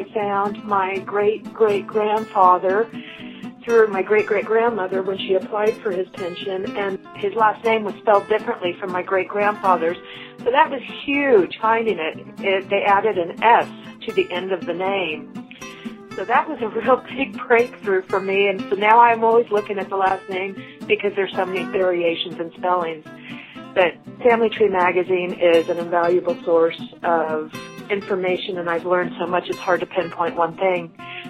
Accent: Spokane, Washington, United States; I am from Spokane, Washington

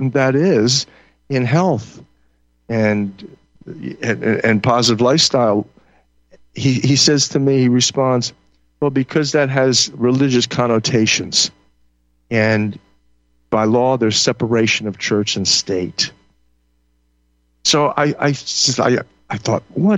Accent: Boston, Massachusetts, United States; moved away as an adult; also born or lived in Hawaii; I'm from Boston

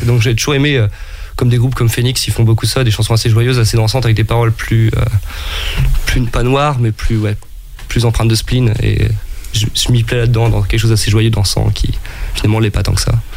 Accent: Brest, Brittany, France; je viens de Brest, donc euh, la vie côtière, c'est un peu le, le, cadre dans lequel j'ai grandi

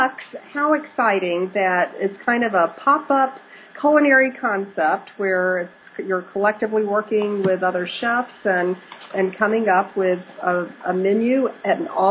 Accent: Alabama, United States; now in Chicago, United States; I grew up in Alabama

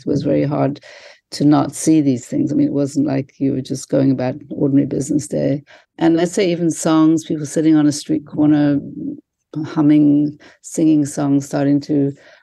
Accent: Durban, KwaZulu-Natal, South Africa; moved away; also born or lived in London; I grew up in Durban, South Africa

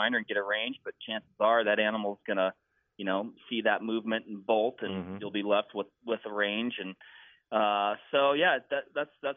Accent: Washington, United States; moved away; My home state's Washington

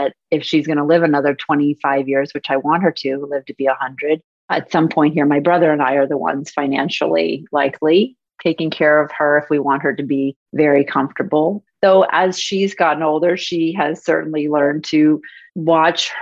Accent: West Palm Beach, Florida, United States; moved away as an adult; also born or lived in New York City, United States; now in Miami Beach, United States; I am an original Floridian, born and raised in West Palm Beach

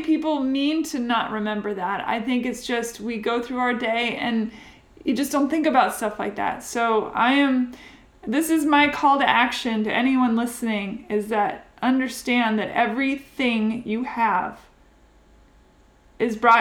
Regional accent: Seattle, Washington, United States; now in Nashville, United States; my hometown

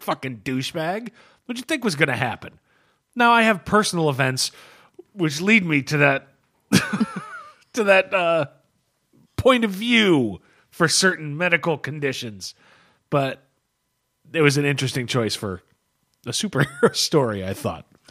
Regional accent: United States; I'm an American

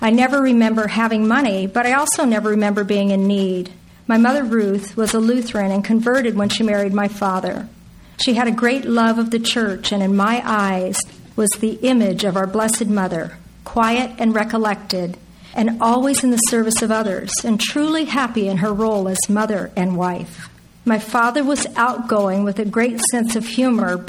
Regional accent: Torrance, California, United States; born or raised there; also born or lived in Philadelphia, Pennsylvania / Dallas, Texas; now in Orange County, United States

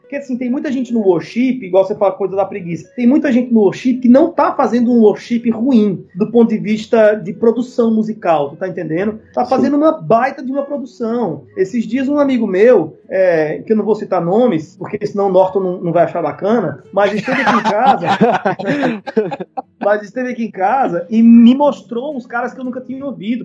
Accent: Brazil; que formou a gente enquanto brasileiro

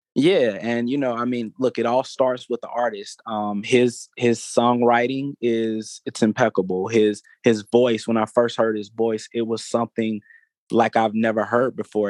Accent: Atlanta, Georgia, United States; I am an Atlanta native. That's something that I'm super proud of. Born and raised in Atlanta

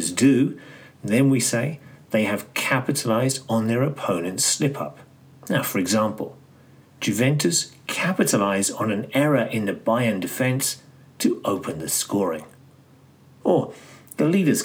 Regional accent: London, United Kingdom; I actually met Pat Jennings when I was growing up in Tottenham.

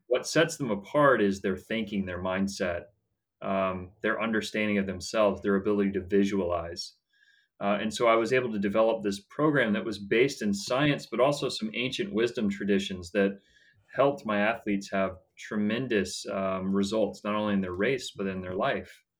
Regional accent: Atlanta, Georgia, United States; I was born and raised in Atlanta, Georgia

